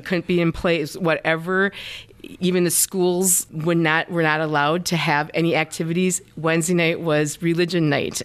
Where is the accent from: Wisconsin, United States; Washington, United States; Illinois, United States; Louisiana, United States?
Wisconsin, United States; Forestville; moved away; I am from a small town called Forestville, Wisconsin.